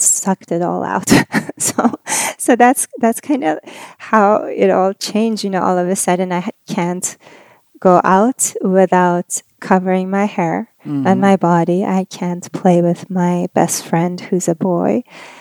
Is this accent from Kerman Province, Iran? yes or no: no; Shiraz, Fars, Iran; now in San Diego, United States; I was born in Shiraz, Iran